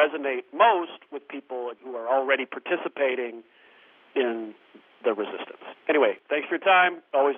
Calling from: North Riverside, Illinois, United States; Jim and Greg … I'm calling from North Riverside, Illinois.

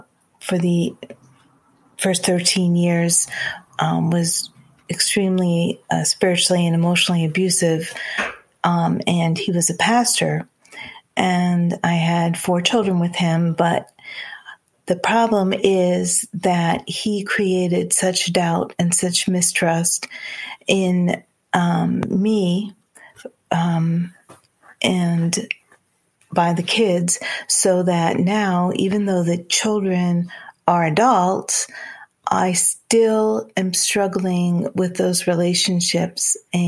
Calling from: Indiana, United States; I'm calling from Indiana.

